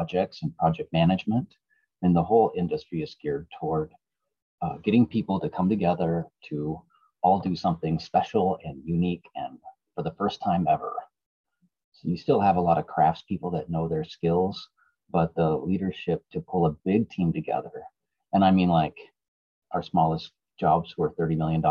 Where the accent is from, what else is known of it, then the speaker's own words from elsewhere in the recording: outside of Portland, Oregon, United States; I grew up outside of Portland here in a small farming town.